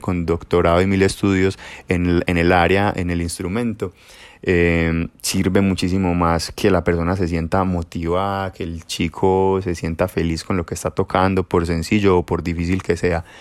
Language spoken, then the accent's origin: Spanish; Girardota, Antioquia, Colombia; en la Casa de la Cultura del municipio de Girardota pues donde, de donde vivo y de donde soy